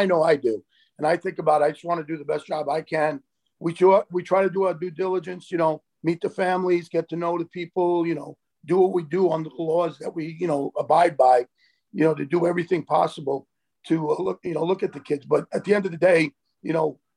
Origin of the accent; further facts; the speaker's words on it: New York City, New York, United States; My parents were both born in Italy, and you know, I grew up in the Bronx